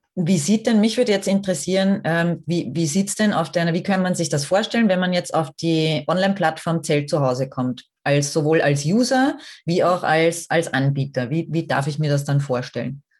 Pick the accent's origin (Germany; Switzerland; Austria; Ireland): Austria; bei uns in Österreich